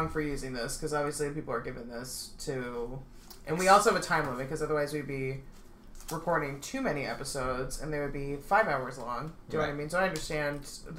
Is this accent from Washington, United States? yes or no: no; California, United States; moved away; I'm from California